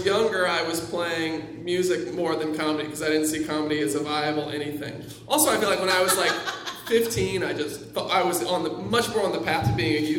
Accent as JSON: {"language": "English", "region": "North Carolina", "country": "United States", "tie": "born or raised there", "moved": "yes", "said": "I grew up in North Carolina."}